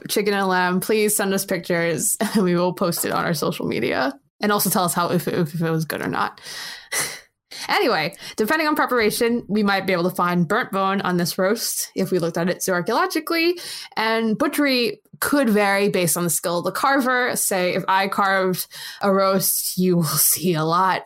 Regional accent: United States; as an American

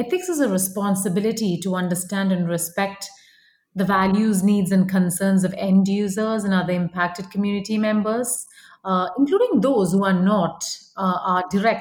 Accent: India; moved away as an adult; now in United States; I grew up in India, and then I moved to the United States for grad school

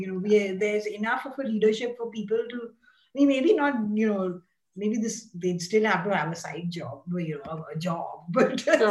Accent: Mumbai, Maharashtra, India; also born or lived in Pune; I was brought up in Bombay and I had the only other language, Indian language, actually is Hindi, you know, and I can understand Marathi. And of course I speak Malayalam fluently, but I can't read and write it.

